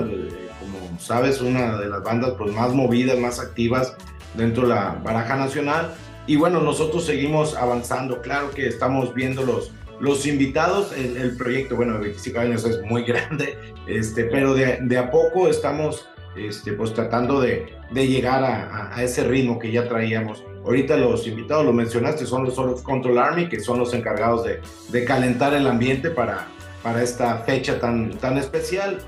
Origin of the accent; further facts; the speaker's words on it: Monterrey, Nuevo León, Mexico; somos, o seguimos siendo la banda regia